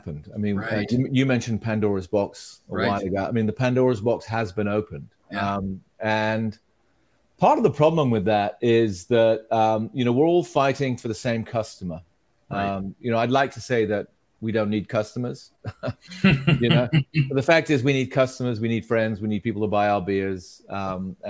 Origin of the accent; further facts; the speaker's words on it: United Kingdom; as a kid, I grew up in Britain